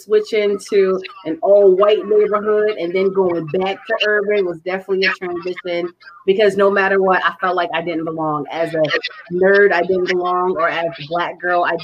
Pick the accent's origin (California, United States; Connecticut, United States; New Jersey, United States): Connecticut, United States; I grew up in Connecticut